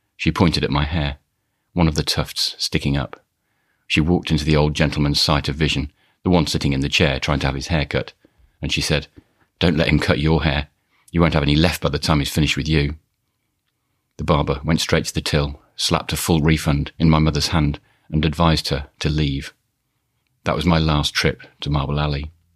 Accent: Birmingham, West Midlands, United Kingdom; also born or lived in Studley; I just said Birmingham

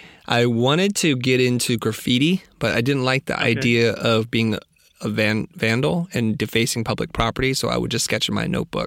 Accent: San Jose, California, United States; I grew up in the Valley, Silicon Valley, to be precise. I grew up in San Jose.

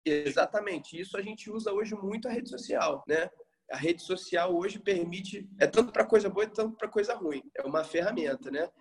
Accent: Rio de Janeiro, Brazil; eu sou carioca

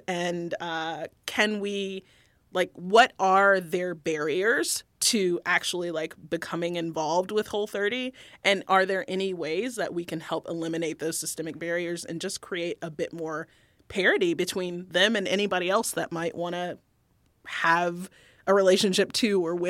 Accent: the South, United States; I grew up in the South by most people's standards, fairly, like, economically underprivileged, I would think.

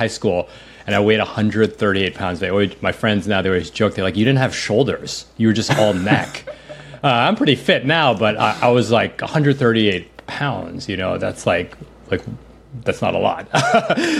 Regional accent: New York City, New York, United States; I grew up in New York City.

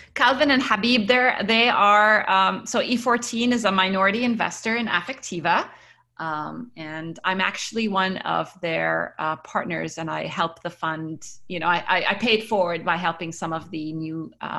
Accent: United Arab Emirates; also born or lived in Cairo, Egypt / Kuwait; Yes, I was born in Cairo, Egypt, and I grew up around the Middle East. So my parents worked in Kuwait until the first Gulf War, after which we moved to the United Arab Emirates, and I was there until I finished high school.

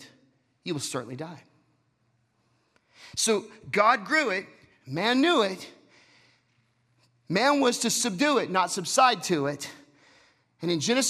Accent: Texas, United States; I'm from Texas.

